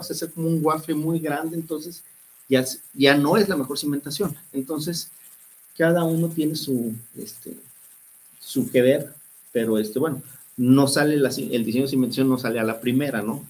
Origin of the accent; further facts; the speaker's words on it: Guadalajara, Jalisco, Mexico; somos muy tapatíos